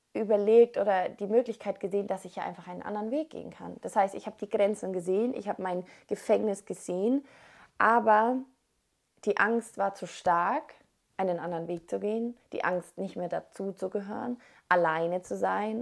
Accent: Germany; moved away; Und in Deutschland, also da, wo wir aufgewachsen sind oder da auf jeden Fall, wo ich aufgewachsen bin

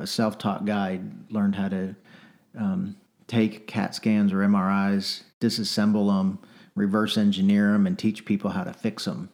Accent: North Texas, United States; I grew up in the '80s and '90s, uh, mostly in Texas, although I'm not from Texas originally. Um, but mostly, you know, North Texas

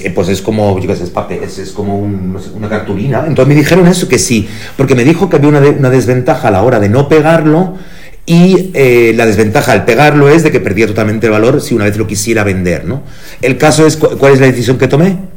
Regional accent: Germany; now in Spain; yo nací en Alemania

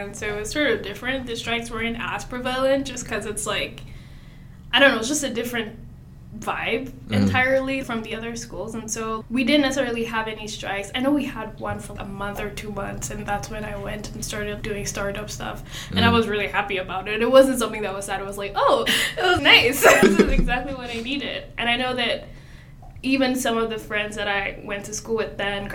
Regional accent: Lagos, Nigeria; moved away as an adult; now in Sioux Falls, United States; I'm also from Lagos, Nigeria

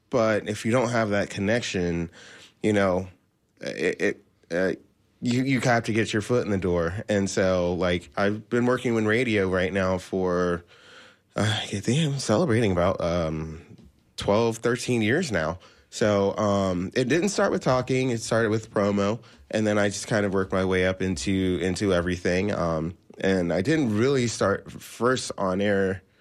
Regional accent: Washington, D.C., District of Columbia, United States; also born or lived in Maryland / Virginia / Orlando; now in Tampa, United States; after that, we moved to the Washington, D.C. area. And I consider that my hometown. Um, I lived in uh, Maryland and Virginia, uh, but it was all surrounding the Washington, D.C. area. And then uh, 2006, I moved to Florida.

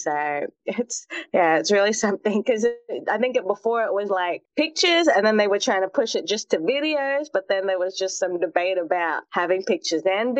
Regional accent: Australia; in my hometown, we had a lot of international students. So it's a really remote part of Australia, actually.

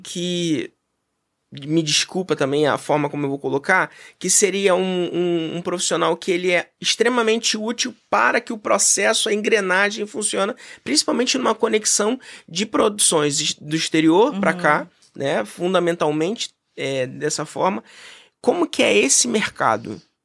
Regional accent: Brazil; nós, enquanto brasileiros

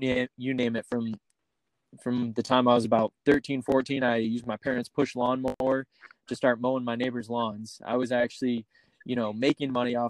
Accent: Rochester, New York, United States; moved away as an adult; also born or lived in Fort Worth, Texas; now in Dallas, United States; I grew up in Rochester, New York. I was born in Fort Worth, but I grew up in snowy Rochester

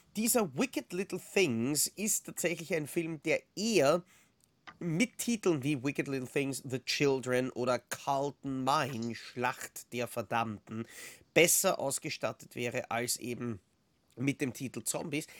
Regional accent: Austria; bei uns in Österreich

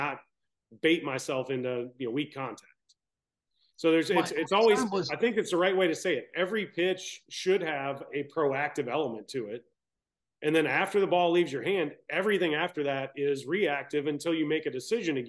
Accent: Baton Rouge, Louisiana, United States; I'm from Baton Rouge

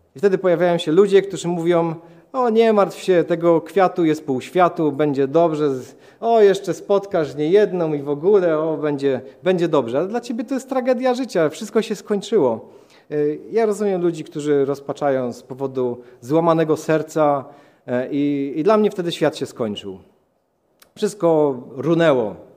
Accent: Katowice, Silesian Voivodeship, Poland; urodziłem się w Katowicach, e, w rodzinie katolickiej.

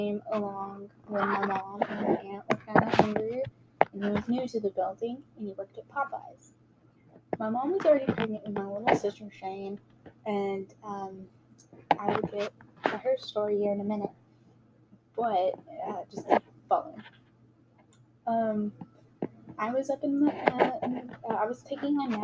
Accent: Wichita Falls, Texas, United States; I was born in Wichita Falls, Texas.

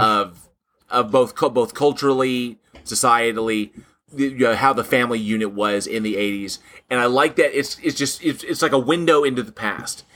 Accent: Southern California, United States; when I grew up in Southern California

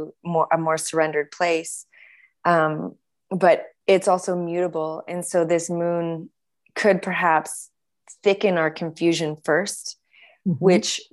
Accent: Canada; also born or lived in California; now in United States; for myself as a Canadian, when I moved down to the US

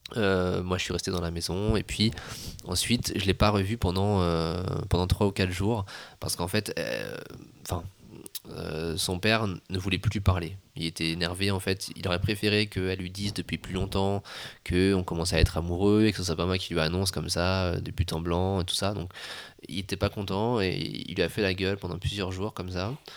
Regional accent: France; moved away; je suis français

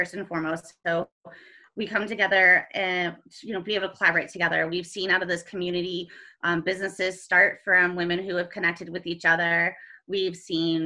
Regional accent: Ohio, United States; moved away as an adult; now in Colorado, United States; I am originally from Ohio

